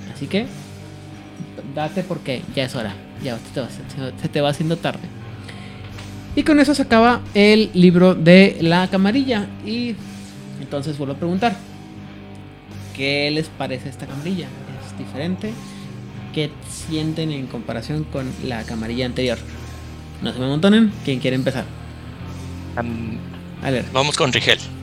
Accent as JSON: {"language": "Spanish", "country": "Mexico", "said": "mexicano y como que las cosas estoy acostumbrado a que las cosas sean locales, estatales"}